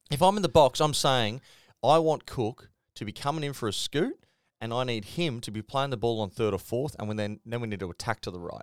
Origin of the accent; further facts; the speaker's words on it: Queensland, Australia; I'm a Queenslander